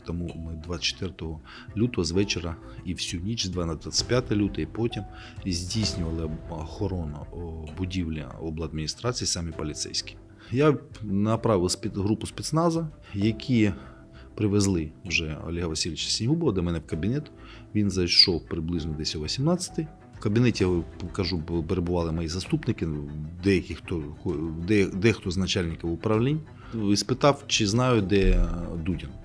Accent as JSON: {"language": "Ukrainian", "town": "Kharkiv", "region": "Kharkiv Oblast", "country": "Ukraine", "tie": "born or raised there", "also_born_or_lived": "Kyiv", "moved": "yes", "said": "це моє рідне місто"}